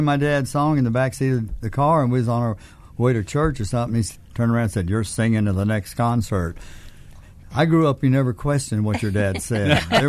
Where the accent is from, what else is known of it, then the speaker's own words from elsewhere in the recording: Memphis, Tennessee, United States; also born or lived in Mississippi; now in Branson, United States; Moved to Memphis in 1950. And I grew up in Memphis. I went to Central High, the high school.